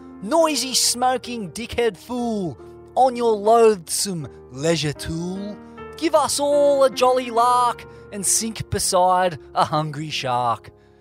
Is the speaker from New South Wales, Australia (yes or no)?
yes; Sydney, New South Wales, Australia; moved away as an adult; now in Wardell, Australia; the greatest surfer my hometown, the Eastern Suburbs, has ever produced.